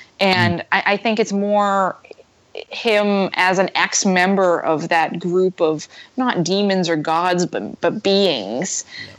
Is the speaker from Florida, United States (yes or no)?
no; Boston, Massachusetts, United States; Hey, I'm from Boston.